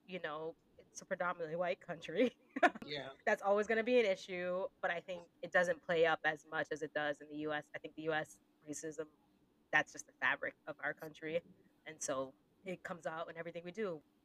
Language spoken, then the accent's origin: English; Northeast, United States; moved away as an adult; now in United Kingdom; being an American working in the UK, I'm very conscious of how I speak sometimes. I think being from the Northeast